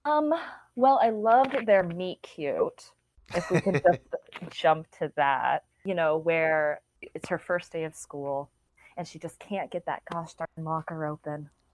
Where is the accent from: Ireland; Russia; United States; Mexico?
United States; San Marcos, Texas; I am from San Marcos High School in Texas, and we were the rattlers